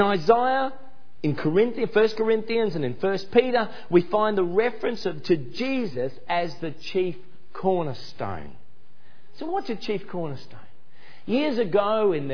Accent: Ipswich, Queensland, Australia; my hometown in Ipswich in Queensland

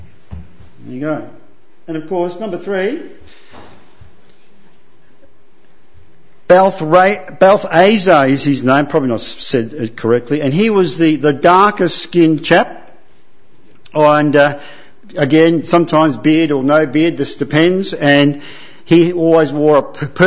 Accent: Italy; I'm from Italy, so you have to be a Roman Catholic.

